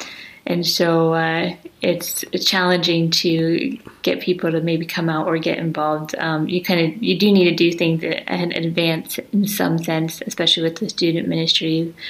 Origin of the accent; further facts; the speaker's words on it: United States; moved away as an adult; now in Reykjavik, Iceland; I am living here in Iceland, in Reykjavik, and I'm from America. I grew up in America, but I moved to Iceland about 4 years ago, and I am also half Icelandic.